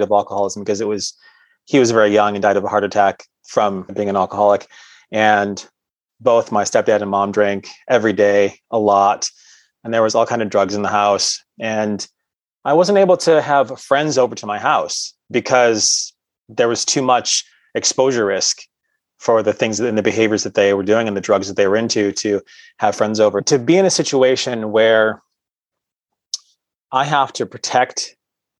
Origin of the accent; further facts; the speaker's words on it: Cement City, Michigan, United States; I grew up in a small town in southern Michigan called Cement City